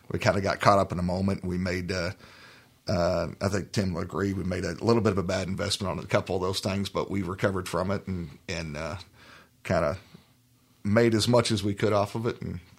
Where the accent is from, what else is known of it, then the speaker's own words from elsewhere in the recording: California, United States; now in Oklahoma, United States; Well, um, I'm originally from Oklahoma here and kind of moved around a bit. moved out to California for a little while, grew up out there, and then came back out.